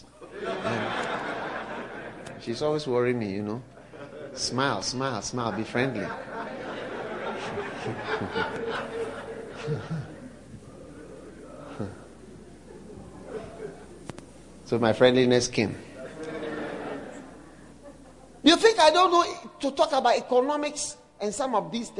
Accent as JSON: {"language": "English", "country": "Ghana", "said": "I come from Africa."}